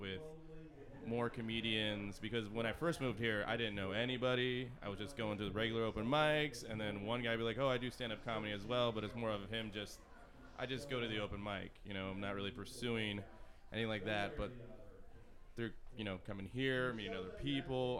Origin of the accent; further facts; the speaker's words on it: Missouri, United States; moved away; I'm actually originally from Missouri